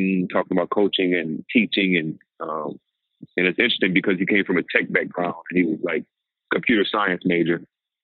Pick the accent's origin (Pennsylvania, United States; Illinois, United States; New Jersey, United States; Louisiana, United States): Louisiana, United States; I'm from Louisiana